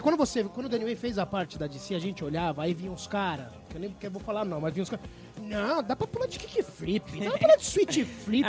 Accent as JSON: {"language": "Portuguese", "region": "São Paulo", "country": "Brazil", "tie": "born or raised there", "said": "eu sou da Zona Norte desde que eu nasci"}